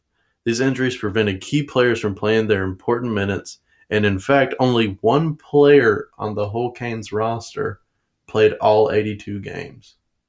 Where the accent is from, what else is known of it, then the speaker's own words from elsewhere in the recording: the South, United States; we're from the South.